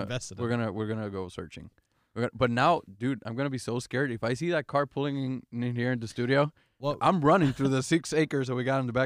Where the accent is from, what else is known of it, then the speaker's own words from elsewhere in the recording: Puerto Rico; Puerto Rico.